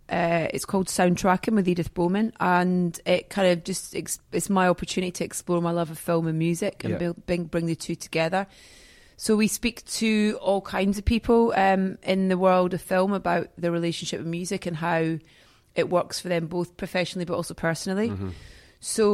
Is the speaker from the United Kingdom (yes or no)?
yes; Scotland, United Kingdom; But that's been my biggest fear of kind of being away from Scotland is losing my accent, because it's so much of me, so much a part of me.